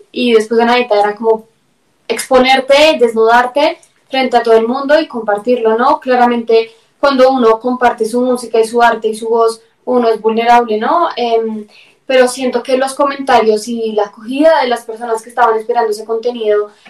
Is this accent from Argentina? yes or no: no; Bogotá, Bogotá Capital District, Colombia; porque yo soy más, rola que chapinero, mejor dicho, así que ella es la embolatada, yo bien rolita.